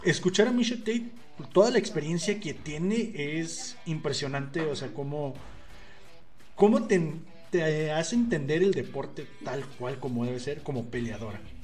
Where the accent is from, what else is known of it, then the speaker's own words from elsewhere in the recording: Mexico; como mexicanos